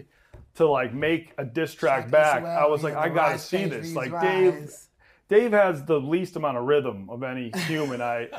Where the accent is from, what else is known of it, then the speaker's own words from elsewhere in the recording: Massachusetts, United States; I was raised in Massachusetts